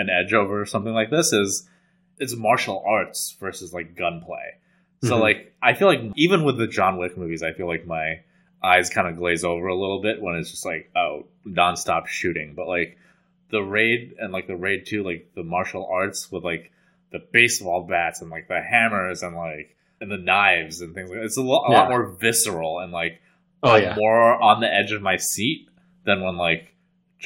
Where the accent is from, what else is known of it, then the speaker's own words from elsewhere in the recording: New York City, New York, United States; being like a New Yorker